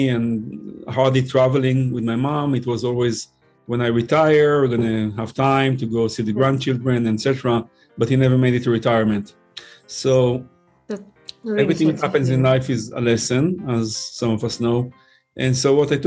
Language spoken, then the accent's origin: English; Israel; English is a second language; moved away as an adult; also born or lived in New York, United States; now in North Carolina, United States; I was born and raised in Israel, served in the Navy over there.